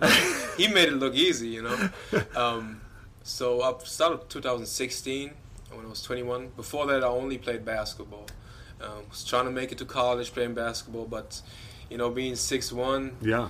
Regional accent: Göttingen, Lower Saxony, Germany; moved away; I'm originally from Germany, Göttingen. It's like right in the center of Germany. I'm 25 now.

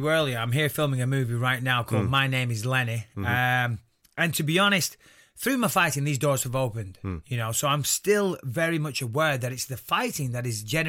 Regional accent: North West England, United Kingdom; accent: Northwest slang

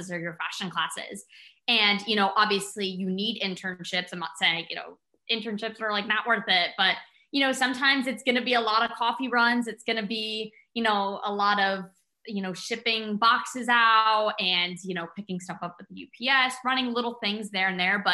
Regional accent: Connecticut, United States; I'm from Connecticut, and when I used to commute into the city

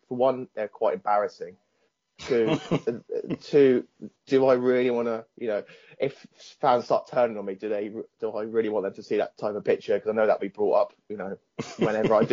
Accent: Southampton, South East England, United Kingdom; I'm from Southampton

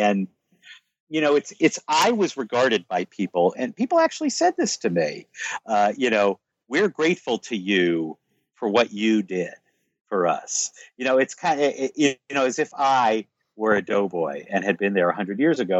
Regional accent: United States; I was treated exceedingly well everywhere I went in France for no other reason than because I'm American

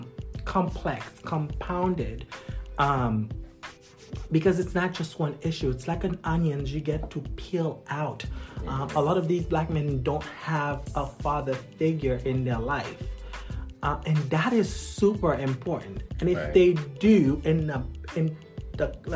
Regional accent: Haiti; moved away; I'm originally from Haiti, right? Okay. Growing up in Haiti

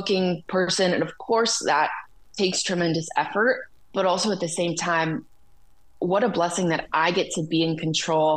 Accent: Detroit, Michigan, United States; also born or lived in Nashville, United States; now in Los Angeles, United States; growing up in Detroit

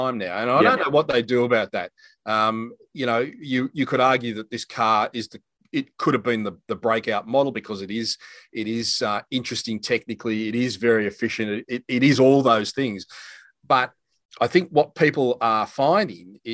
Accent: Cessnock, New South Wales, Australia; from my hometown, a Cessnock boy.

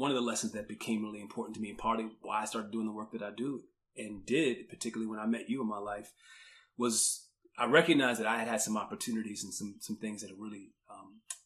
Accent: Washington, District of Columbia, United States; moved away as an adult; I grew up in Washington, D.C. I grew up in D.C. during the 1980s and early 1990s

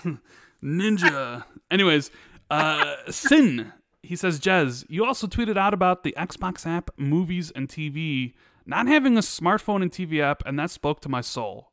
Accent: Chicago, Illinois, United States; I grew up in Chicago when Michael Jordan was winning his championships.

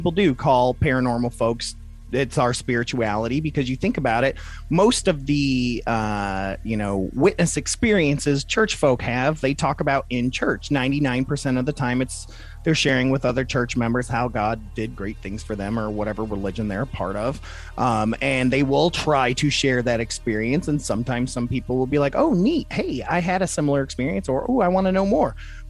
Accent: Toledo, Ohio, United States; also born or lived in Michigan; Like, I'm from Toledo, Ohio, and Michigan, so we get a lot of that Canadian accent anyways

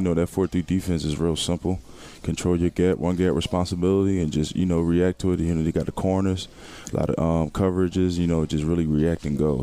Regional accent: Philadelphia, Pennsylvania, United States; moved away as an adult; my hometown

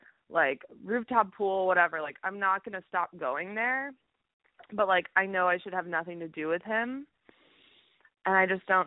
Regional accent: Boston, Massachusetts, United States; now in Istanbul, Turkey; I'm actually calling from Istanbul, but I'm from Boston

